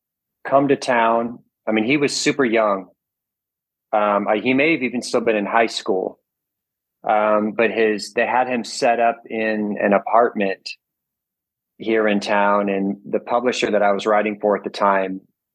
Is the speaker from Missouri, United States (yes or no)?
yes; St. Charles, Missouri, United States; moved away as an adult; also born or lived in St. Louis, Missouri; now in Nashville, United States; I was born in St. Louis, but I grew up in St. Charles. Went to grade school and high school in St. Charles and college.